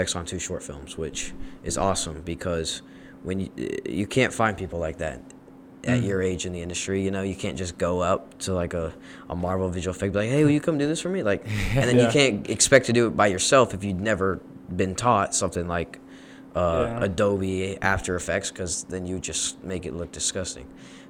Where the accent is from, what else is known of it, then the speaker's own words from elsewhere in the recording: Dallas, Texas, United States; I'm also from Dallas.